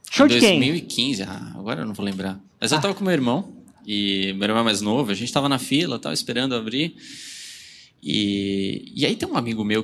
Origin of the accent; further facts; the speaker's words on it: São Paulo, Brazil; A gente é de São Paulo.